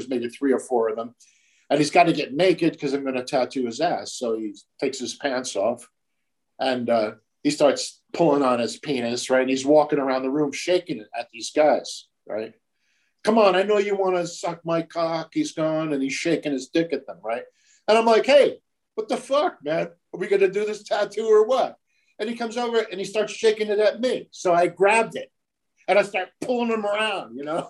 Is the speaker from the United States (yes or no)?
yes; United States; being an American